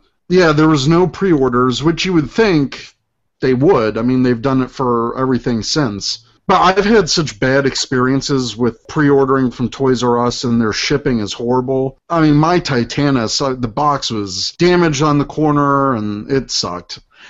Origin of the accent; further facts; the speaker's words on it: Illinois, United States; were spotted right here in my home state in Schaumburg, Illinois, and Chicago, Illinois